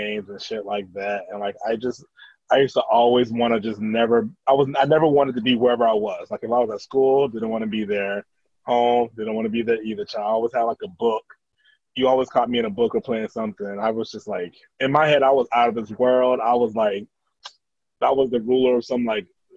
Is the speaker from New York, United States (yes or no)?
no; Tampa, Florida, United States; I'm from, like, Tampa, Florida